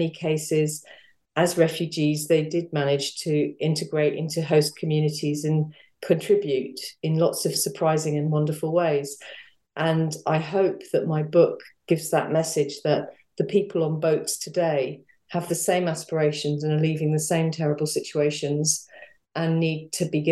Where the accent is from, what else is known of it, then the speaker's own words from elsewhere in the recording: London, United Kingdom; I grew up in North London.